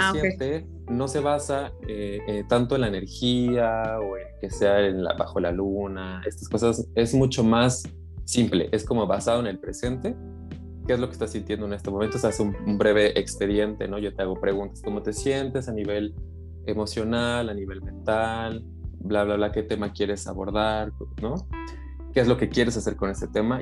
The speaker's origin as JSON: {"language": "Spanish", "country": "Mexico", "tie": "born or raised there", "moved": "yes", "lives_now": "Netherlands", "said": "aunque me separé de México, porque yo nací en México"}